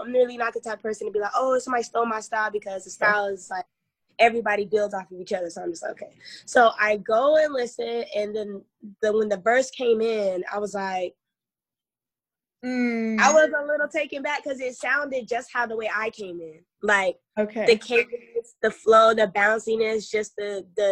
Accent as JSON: {"language": "English", "town": "Winston-Salem", "region": "North Carolina", "country": "United States", "tie": "born or raised there", "said": "I live in Winston still, my hometown"}